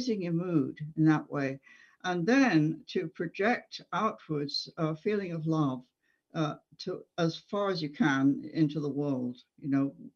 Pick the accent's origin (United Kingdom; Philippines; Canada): United Kingdom; England; moved away as an adult; as a child growing up in England